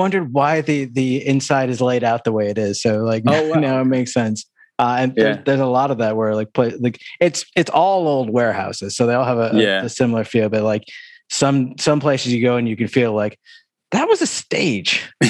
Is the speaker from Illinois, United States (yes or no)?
no; Syracuse, New York, United States